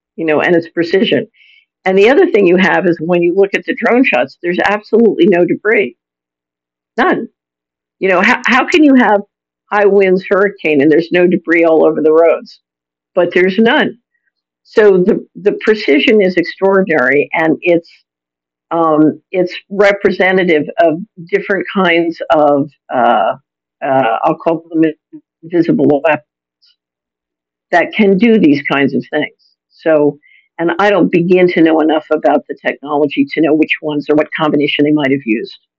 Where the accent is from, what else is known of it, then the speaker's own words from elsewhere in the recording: Philadelphia, Pennsylvania, United States; I'm an American. I grew up in Philadelphia